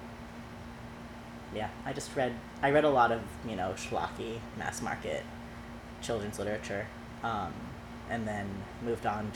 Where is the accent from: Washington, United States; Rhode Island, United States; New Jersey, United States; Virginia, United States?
Washington, United States; suburb north of Seattle; also born or lived in Winnetka, Illinois; now in New York City, United States; my parents decided to move us to a suburb about 20 miles north of Seattle